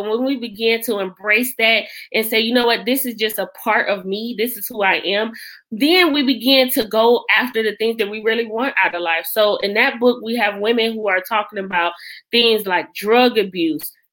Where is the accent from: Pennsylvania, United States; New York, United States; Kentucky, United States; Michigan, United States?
Michigan, United States; Detroit; moved away; I am originally from Detroit, Michigan.